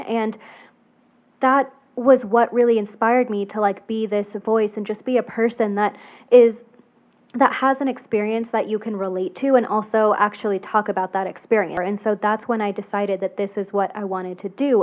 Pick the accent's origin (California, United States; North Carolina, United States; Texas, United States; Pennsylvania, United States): Texas, United States; I grew up in Texas, and so it's definitely, like, Southern